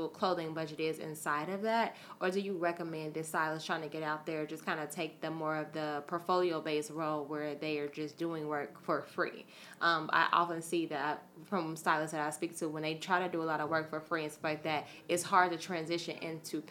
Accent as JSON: {"language": "English", "town": "Chicago", "region": "Illinois", "country": "United States", "also_born_or_lived": "New York City", "moved": "as an adult", "said": "I'm originally from Chicago"}